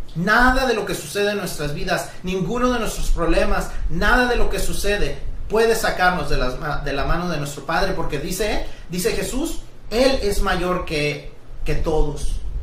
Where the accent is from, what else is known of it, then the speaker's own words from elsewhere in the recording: Mexico; todos los que somos mexicanos